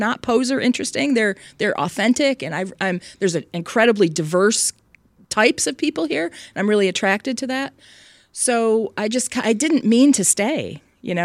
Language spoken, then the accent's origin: English; San Francisco Bay Area, California, United States; also born or lived in Michigan / Baltimore; But I grew up primarily in the San Francisco Bay Area, went to high school and college, undergraduate school there.